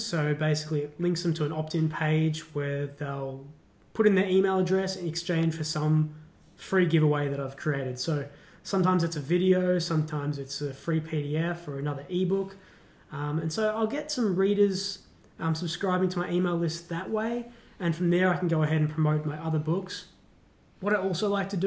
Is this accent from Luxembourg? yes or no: no; Australia; as an Australian